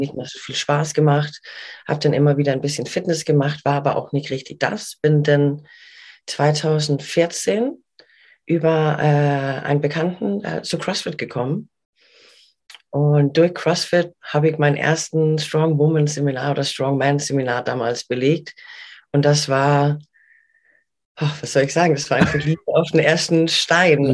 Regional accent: Denmark; now in Hamburg, Germany; ich bin gebürtige Dänin und mhm. bin vor ein bisschen mehr als 20 Jahren in Deutschland gelandet

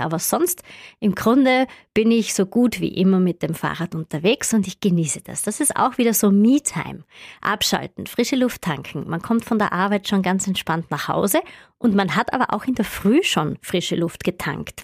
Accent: Upper Styria, Austria; ich komme ja aus der Obersteiermark und da gibt es viele Berge wenig Flachland

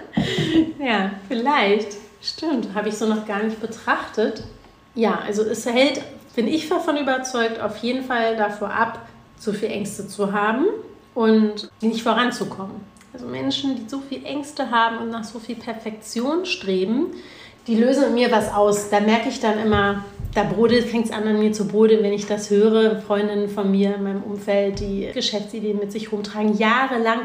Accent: Berlin, Germany; Ich bin ja nun mal Berlinerin

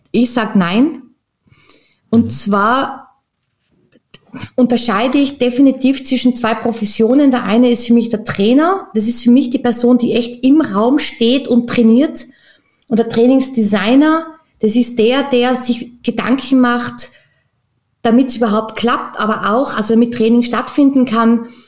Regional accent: Tyrol, Austria; now in Vienna, Austria; Ja, tatsächlich bin ich gebürtige Österreicherin, ähm, ursprünglich aus Tirol und zwischen äh, mit Leidenschaft in Wien, beheimatet im wichtigsten Bezirk.

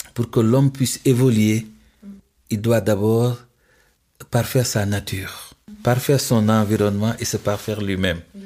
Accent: Senegal; Je suis musulman, je suis sénégalais, je suis dans les valeurs de mon terroir

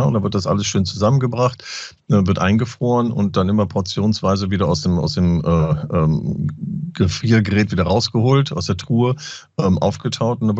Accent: Lower Saxony, Germany; Moin sagen, ich komme ja aus Ostfriesland.

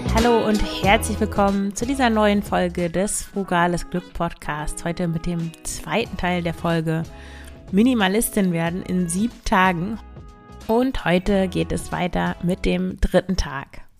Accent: Emsland, Lower Saxony, Germany; moved away; ich komme ja aus dem Emsland

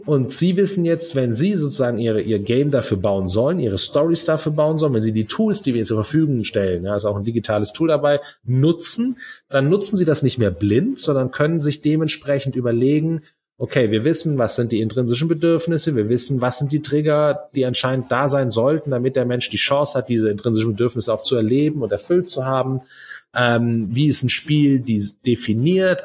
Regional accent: Germany; bei uns in Deutschland

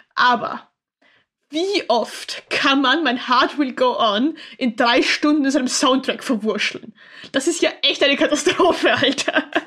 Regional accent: Austria; ich komme aus Österreich

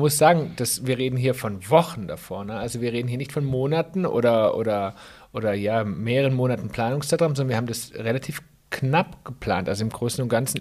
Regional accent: Swabia, Germany; als Schwabe

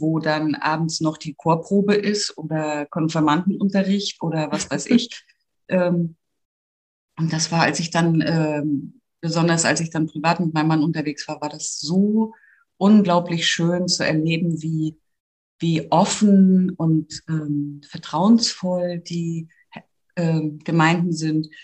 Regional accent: Grimmen, Mecklenburg-Vorpommern, Germany; moved away as an adult; now in Hamburg, Germany; ich bin aus Grimmen, das ist in Mecklenburg-Vorpommern und eine Tagesetappe hinter Greifswald und liegt mhm. genau äh, auf der Via Baltica. Und ich bin dort aufgewachsen, bis zum Abitur habe ich da gewohnt

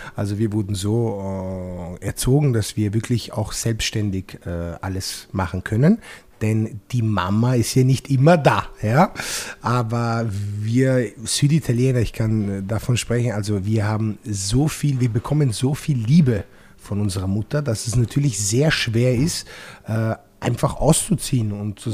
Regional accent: Apulia, Italy; now in Austria; bei uns in Apulien

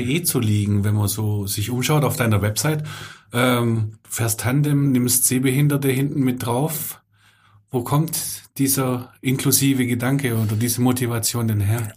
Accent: Swabia, Germany; als Schwabe

